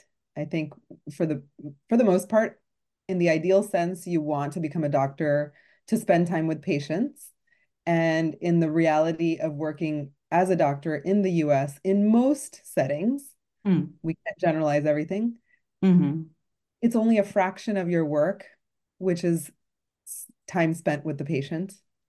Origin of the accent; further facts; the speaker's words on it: Houston, Texas, United States; Houston, Texas.